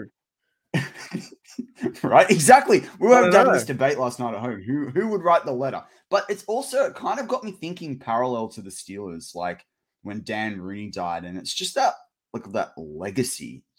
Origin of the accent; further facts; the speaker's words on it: Australia; but as an Australian, as part of the Commonwealth, I'm like, oh man, I love being part of the Commonwealth.